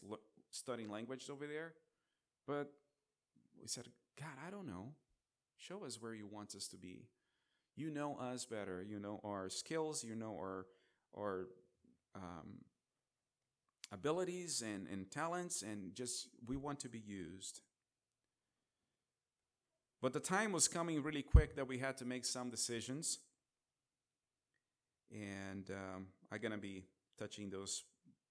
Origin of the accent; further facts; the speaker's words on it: Brazil; moved away; I'm from Brazil.